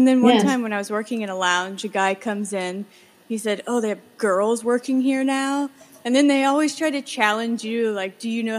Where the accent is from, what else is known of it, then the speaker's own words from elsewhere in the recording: Virginia, United States; moved away as an adult; now in New York City, United States; I'm from Virginia. I've just been in New York for like 2 years now.